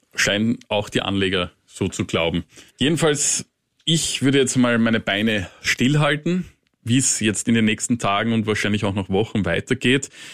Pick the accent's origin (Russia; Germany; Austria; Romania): Austria; als kleiner österreichischer Journalist